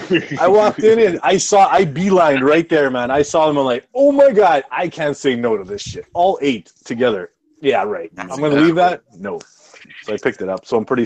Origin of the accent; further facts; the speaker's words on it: Canada; I'm a Canadian motherfucker. That's who I am.